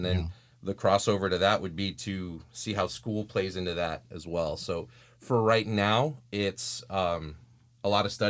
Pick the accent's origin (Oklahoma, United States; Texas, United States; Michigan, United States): Texas, United States; I just want you to know that as a Texan